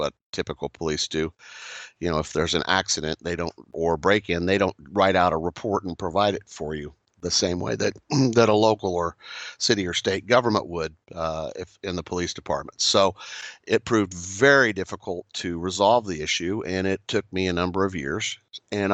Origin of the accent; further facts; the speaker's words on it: Kansas, United States; where I grew up in Kansas